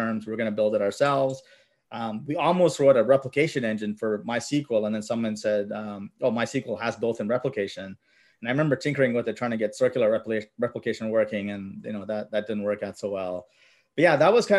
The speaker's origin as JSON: {"language": "English", "town": "Mississauga", "region": "Ontario", "country": "Canada", "tie": "born or raised there", "second_language": "English", "said": "I grew up in Mississauga. We're immigrants, so we came around late 80s, I think. Didn't know English."}